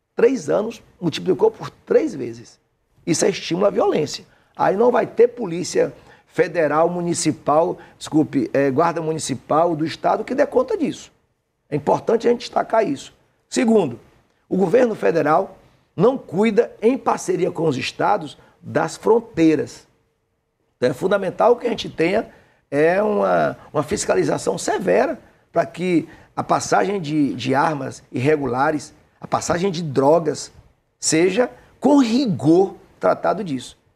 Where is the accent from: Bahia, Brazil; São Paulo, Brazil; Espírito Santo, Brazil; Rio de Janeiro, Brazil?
Bahia, Brazil; Aiquara; also born or lived in Jequié; Eu nasci em Aiquara, perto de Piauí, abaixo de Jequié, já é Mata Atlântica.